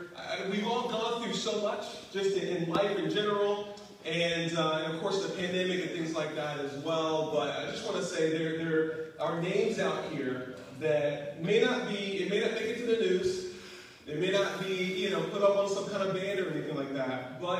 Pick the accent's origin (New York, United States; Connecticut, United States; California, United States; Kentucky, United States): Kentucky, United States; moved away; You know, for me, I'm a country boy. You probably can't tell. As soon as I moved away from Kentucky, I got rid of my accent. But I was born and raised in Kentucky.